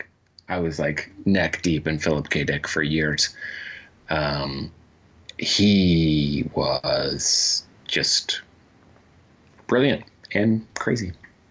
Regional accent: Georgia, United States; This is how you know I'm from Georgia.

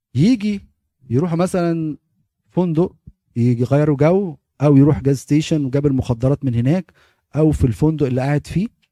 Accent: Egypt; moved away as an adult; احنا كمصريين

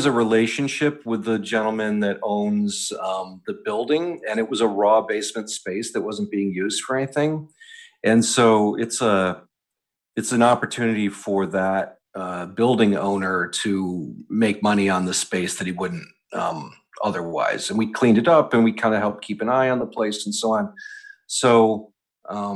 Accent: Western New York, United States; also born or lived in Pennsylvania / Rochester, New York; now in New York City, United States; I grew up in Western New York and lived in Pennsylvania for a while.

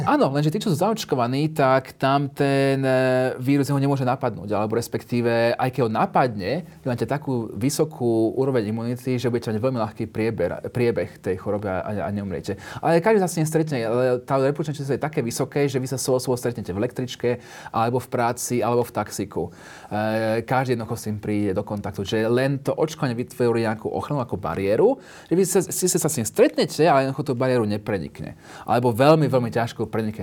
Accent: United Kingdom; moved away as an adult; also born or lived in London; now in Slovakia; keď som vyrastal v Británii

